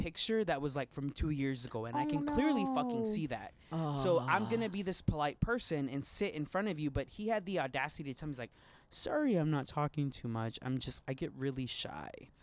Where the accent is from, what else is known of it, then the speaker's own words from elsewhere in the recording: Las Vegas, Nevada, United States; also born or lived in Los Angeles; I was born and raised in Las Vegas, and when I was like 20 to 23 I like lived